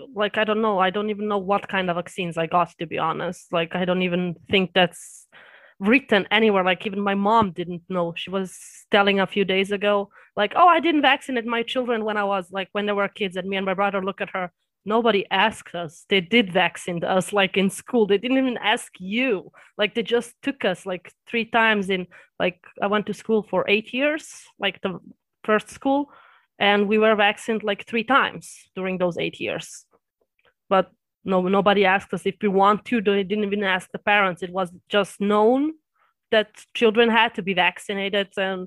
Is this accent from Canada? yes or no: no; Austria; born there; Well, my heritage is Serbian. That's Eastern Europe, but I was born in Austria.